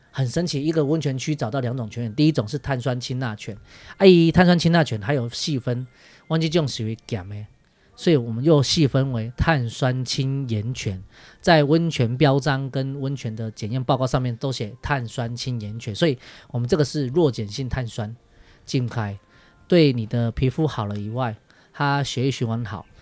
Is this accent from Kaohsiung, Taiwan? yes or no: yes; Liugui, Kaohsiung, Taiwan; 我是土生土长在这边的六龟小孩